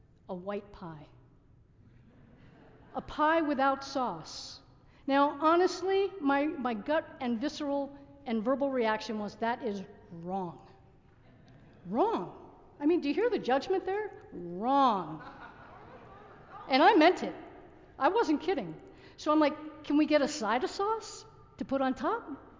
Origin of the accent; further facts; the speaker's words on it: New Jersey, United States; also born or lived in Massachusetts; I grew up in New Jersey